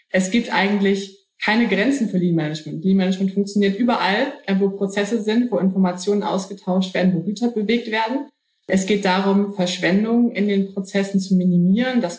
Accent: Hamburg, Germany; Ähm, ich bin Hamburgerin, deshalb hat mich mal der Hafen in die Logistik gebracht.

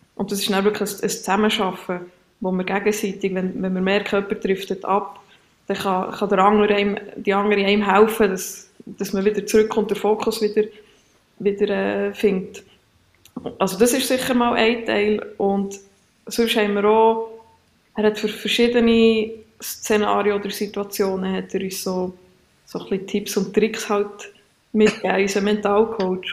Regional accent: Switzerland; bei uns in der Schweiz

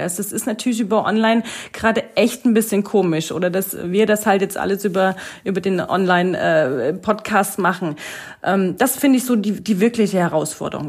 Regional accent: East Germany, Germany; now in Lauenau, Germany; ich bin eigentlich ein Ossi-Mädel und ich, ich, ich komme ich komm ursprünglich aus dem Osten

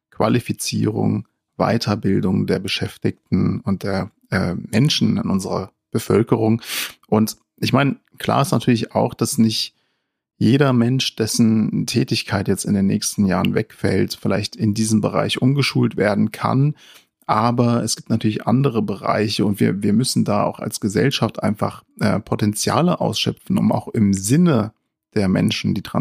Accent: Frankfurt, Hesse, Germany; Da sind wir natürlich als Frankfurter äh, sehr erfreut und wünschen Omid sehr viel Erfolg dabei.

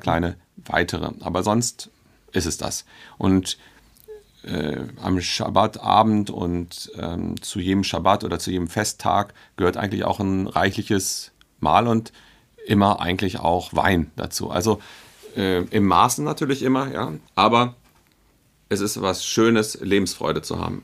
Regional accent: Hanover, Lower Saxony, Germany; moved away as an adult; now in Berlin, Germany; ich bin und bleibe, glaube ich, mein Leben lang Hannoveraner

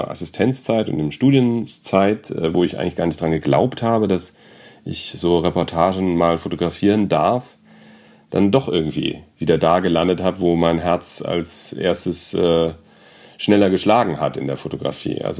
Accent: Frankfurt, Hesse, Germany; Und ich komme aus Frankfurt am Main.

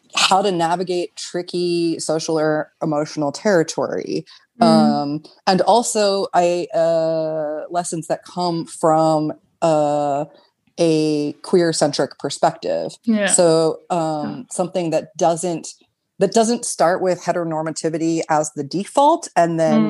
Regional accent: United States; moved away as an adult; now in Berlin, Germany; I'm an American. Uh, I've lived in Berlin for almost eight years

